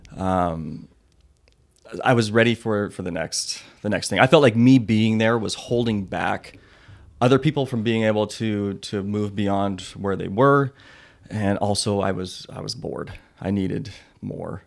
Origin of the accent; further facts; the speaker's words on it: Electric City, Washington, United States; I grew up in Electric City, Washington.